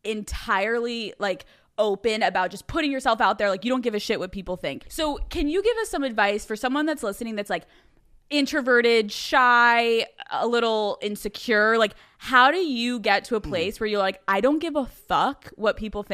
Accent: Philadelphia, Pennsylvania, United States; I'm from Philadelphia

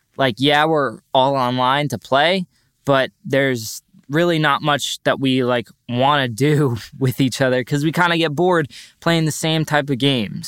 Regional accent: North Shore, Long Island, New York, United States; also born or lived in Boulder, Colorado; I also graduated from North Shore High School, and I'm from the North Shore, Long Island

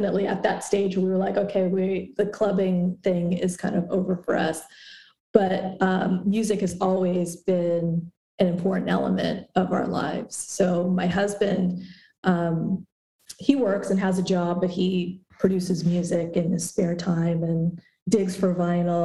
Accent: Concord, California, United States; moved away as an adult; also born or lived in Walnut Creek, California / Berkeley, California / Oakland, California / Los Angeles, California; now in Raleigh, United States; raised in Concord, California, which is East Bay, Northern California, about 45 minutes east of San Francisco

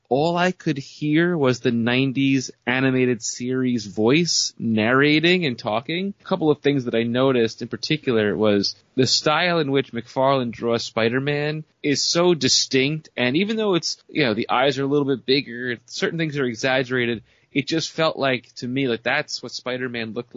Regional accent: New York, United States; growing up in New York

